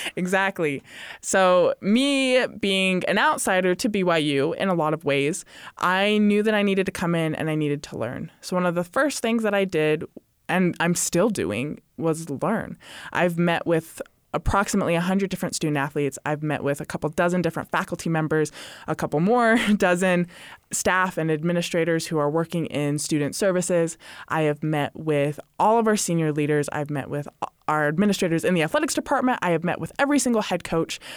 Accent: Utah, United States; also born or lived in Hawaii / Arizona / Indiana; So I am originally from Utah, was born in Utah. I've lived in a lot of different states, Hawaii, Arizona, Indiana. Would say I did most of my growing up in Utah

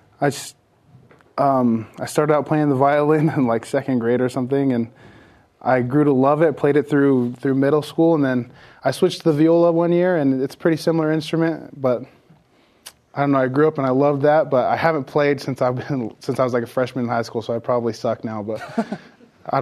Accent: South Jordan, Utah, United States; South Jordan, Utah, Bingham High School

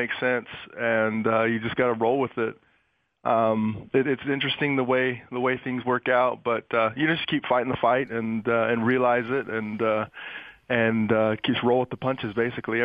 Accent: Salt Lake City, Utah, United States; I grew up in Salt Lake, and I was surrounded by red

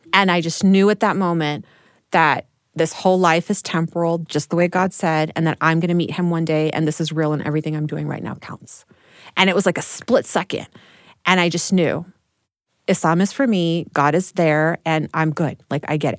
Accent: Texas, United States; growing up in Texas

